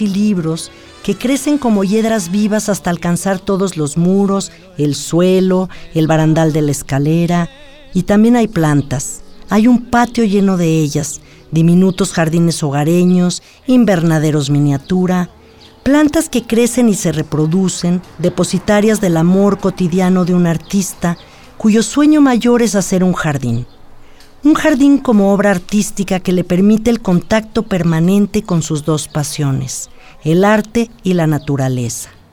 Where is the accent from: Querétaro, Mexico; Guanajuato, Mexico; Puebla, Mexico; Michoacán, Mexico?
Querétaro, Mexico; yo sigo siendo el queretano